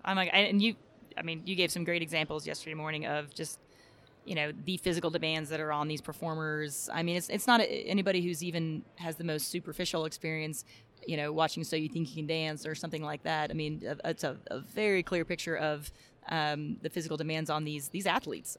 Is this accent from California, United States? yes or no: no; Texas, United States; I'm from Texas, so we have drill team, color guard